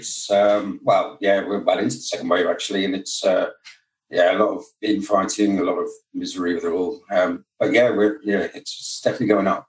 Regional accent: United Kingdom; From the UK.

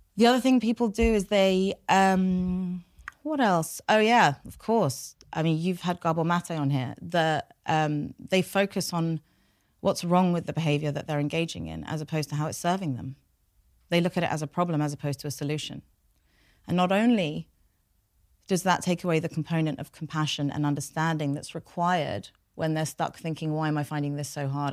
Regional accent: London, United Kingdom; first language Farsi; English is a second language; also born or lived in United States; I was born here. I was born in North London

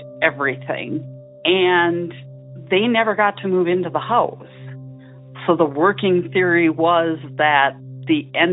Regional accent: St. Paul, Minnesota, United States; we grew up in St. Paul, Minnesota

